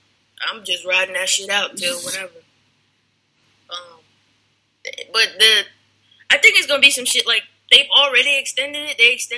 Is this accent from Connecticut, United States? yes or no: yes; Danbury, Connecticut, United States; moved away; That's my hometown, Danbury, Connecticut.